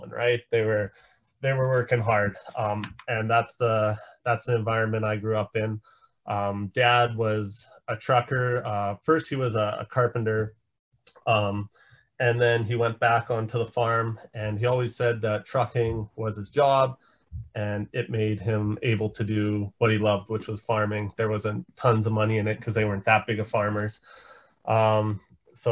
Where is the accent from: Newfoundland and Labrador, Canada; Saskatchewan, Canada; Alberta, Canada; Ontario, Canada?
Saskatchewan, Canada; Saskatoon; I'm from Saskatoon, Saskatchewan